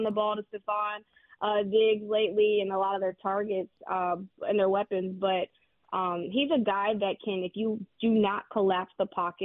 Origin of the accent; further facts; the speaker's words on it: Houston, Texas, United States; I'm also from Houston.